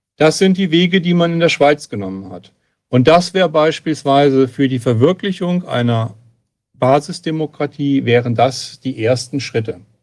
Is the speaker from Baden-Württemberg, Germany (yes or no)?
no; Hesse, Germany; ich komme aus Hessen